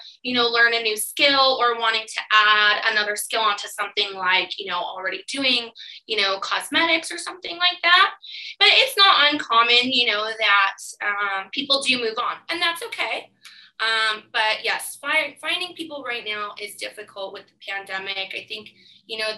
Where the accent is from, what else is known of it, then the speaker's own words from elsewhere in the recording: California, United States; moved away as an adult; now in Canada; I'm from California originally.